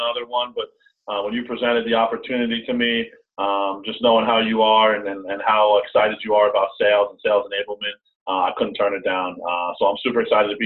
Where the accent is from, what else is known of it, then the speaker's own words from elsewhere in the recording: New York, United States; I'm from New York